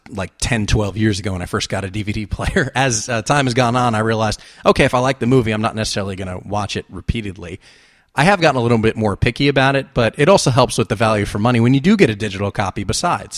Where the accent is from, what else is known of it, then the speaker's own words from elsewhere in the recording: New Jersey, United States; moved away as an adult; now in Los Angeles, United States; I'm from New Jersey and Atlantic City was forty-five minutes to an hour away